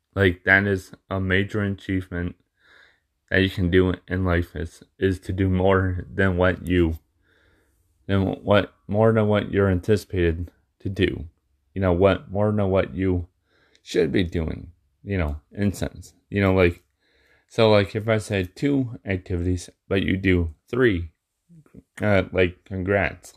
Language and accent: English; Michigan, United States; being in my hometown where I'm at, you know, like in in Michigan.